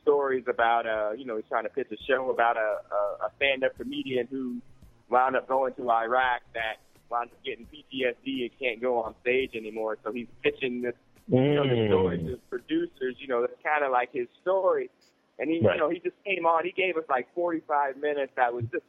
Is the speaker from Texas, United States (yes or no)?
no; Ohio, United States; We're all from Ohio